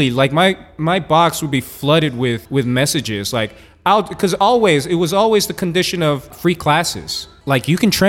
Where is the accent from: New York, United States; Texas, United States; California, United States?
California, United States; Oakland; moved away as an adult; also born or lived in Washington, D.C.; I'm born and raised in Oakland, California. I left when I was 18 years old.